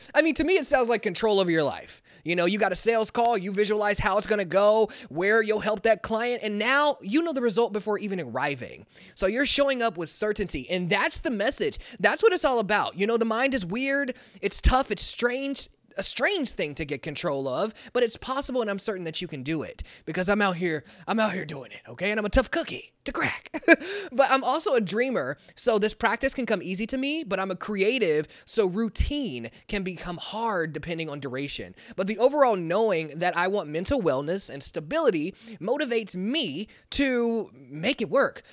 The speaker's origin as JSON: {"language": "English", "town": "Kansas City", "country": "United States", "said": "I'm from Kansas City"}